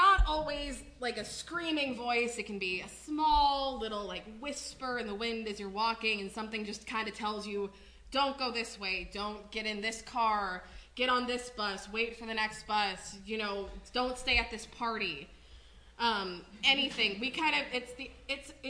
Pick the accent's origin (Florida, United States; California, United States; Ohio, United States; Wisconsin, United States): Wisconsin, United States; We are both born and raised in Wisconsin, so we're down here in Illinois